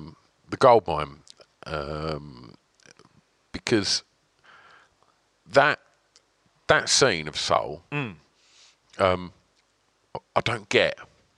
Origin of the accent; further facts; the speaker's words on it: Grays, East of England, United Kingdom; it's really weird living where, like, I'm from Grays